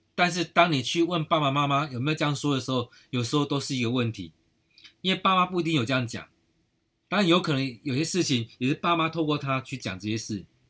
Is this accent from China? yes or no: no; Taiwan; 我们台湾人真的很有爱心